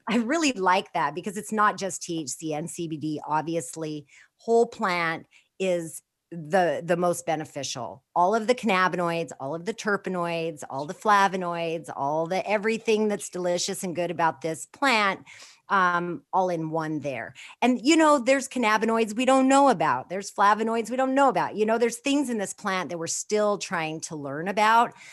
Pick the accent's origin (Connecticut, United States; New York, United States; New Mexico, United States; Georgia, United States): New Mexico, United States; Four Corners area of; born or raised there